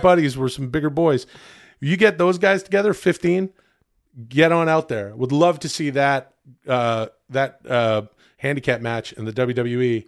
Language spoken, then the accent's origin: English; Ladner, British Columbia, Canada; moved away; grew up in a town outside of Vancouver called Ladner, farming and fishing village Ladner